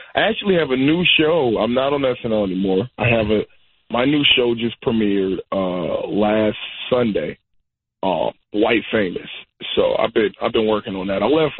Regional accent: Chesapeake, Virginia, United States; I'm from Chesapeake, Virginia.

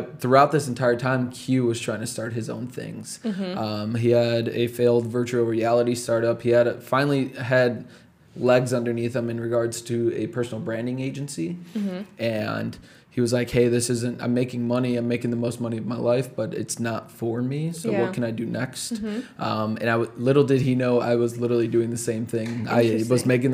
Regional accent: Chicago, Illinois, United States; the community I grew up in Chicago

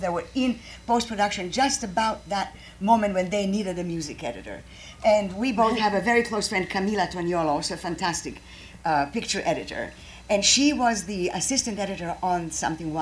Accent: Croatia; English is a second language; moved away as an adult; also born or lived in Chicago; now in United States; I'm from Croatia, and I studied English and Italian.

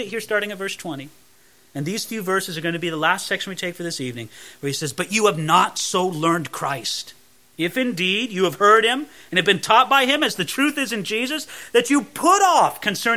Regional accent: California, United States; growing up in California

